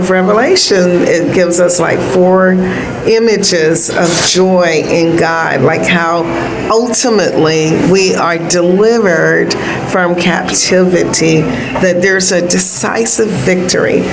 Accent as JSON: {"language": "English", "town": "Miami", "region": "Florida", "country": "United States", "tie": "born or raised there", "said": "I grew up in Miami"}